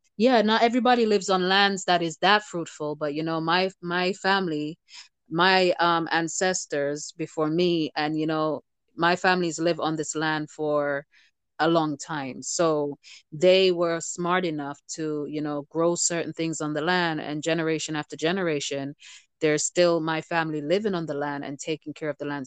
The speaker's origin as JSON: {"language": "English", "country": "Jamaica", "tie": "born or raised there", "moved": "yes", "said": "being Jamaican born"}